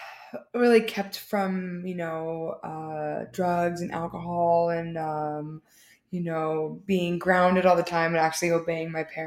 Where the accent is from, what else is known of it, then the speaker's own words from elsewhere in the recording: Laguna Hills, California, United States; I was born in Laguna Hills. Born and raised.